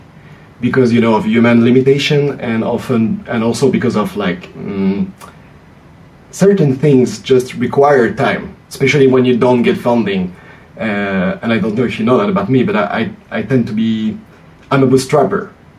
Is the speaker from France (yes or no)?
yes; France; English is a second language; Oh, I'm French.